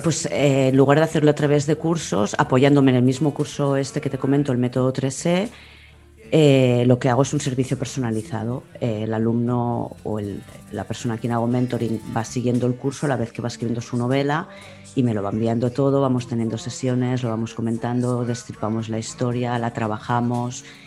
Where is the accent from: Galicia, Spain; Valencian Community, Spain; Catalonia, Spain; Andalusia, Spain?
Catalonia, Spain; Barcelona; Nací en Barcelona capital, sí. Y durante mi infancia viví en, en Barcelona capital